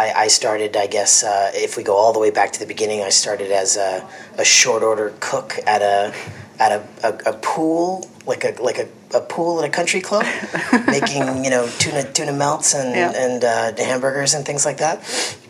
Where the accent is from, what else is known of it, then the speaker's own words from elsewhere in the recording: New York, United States; moved away as an adult; now in Napa Valley, United States; I'm from New York, born and raised just outside the city, and I'd been working in the restaurant industry in New York City for quite a while before that.